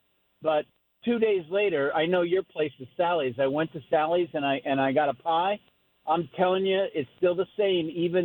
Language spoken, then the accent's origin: English; Connecticut, United States; Hey, I wanted to let you know I'm from Connecticut, and I went on a wedding 4 months ago.